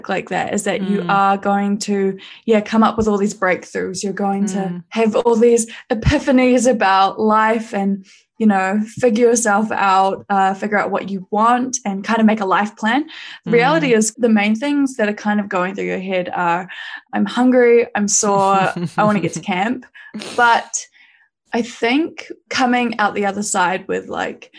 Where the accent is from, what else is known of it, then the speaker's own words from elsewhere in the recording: New Zealand; I was from New Zealand